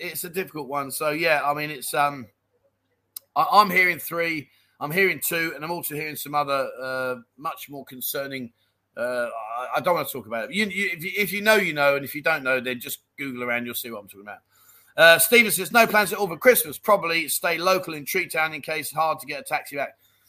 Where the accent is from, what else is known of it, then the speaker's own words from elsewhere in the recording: Dublin, Leinster, Ireland; Now, I'm 60. I grew up in Dublin and never heard of them.